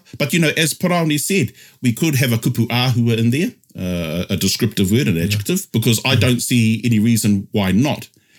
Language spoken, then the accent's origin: English; Tokoroa, Waikato, New Zealand; Growing up in Tokoroa, the 16th island of the Cook Islands